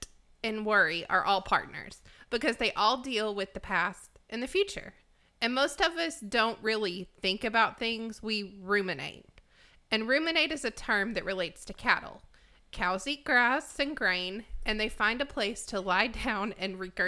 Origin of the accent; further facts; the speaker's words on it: Arkansas, United States; I'm from Arkansas, yeah.